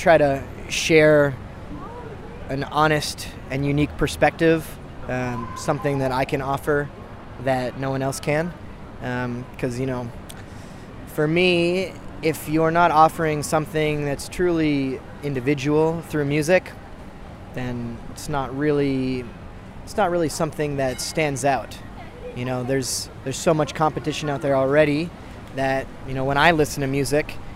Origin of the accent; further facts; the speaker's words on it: Canada; now in Australia; I'm not American. I'm Canadian. And I'm in Australia